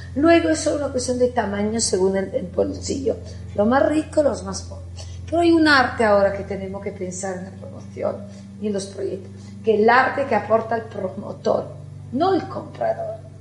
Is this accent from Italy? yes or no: yes; Italy; accent: Italian; Spanish is a second language; moved away as an adult; now in Spain; como podéis ver mi acento soy italiana, yo viviendo aquí 30 años